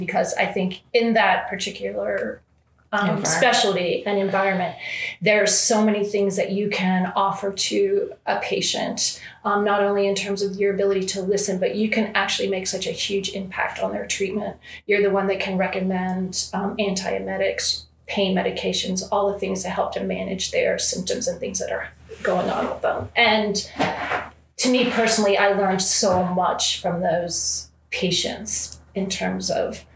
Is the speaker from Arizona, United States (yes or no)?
no; Ohio, United States; moved away as an adult; also born or lived in Philadelphia; now in Charlottesville, United States; I was born in Ohio in a very small town